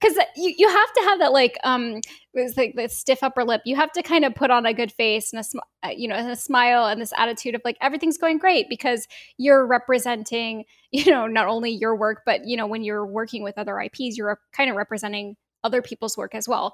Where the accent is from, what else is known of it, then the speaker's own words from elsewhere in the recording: Bay Area, California, United States; I grew up in the Bay Area. I've been here my whole life